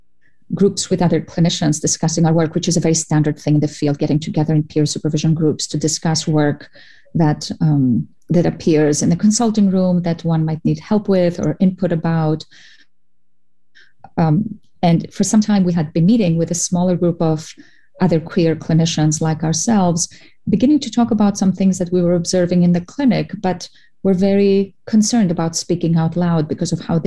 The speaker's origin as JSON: {"language": "English", "country": "Cyprus", "also_born_or_lived": "Greece", "moved": "as an adult", "lives_now": "United States", "said": "I'm an immigrant from Cyprus and from Greece."}